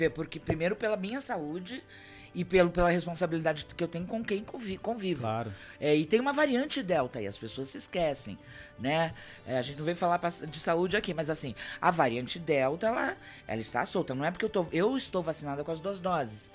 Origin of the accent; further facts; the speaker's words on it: Santos, São Paulo, Brazil; eu sou de Santos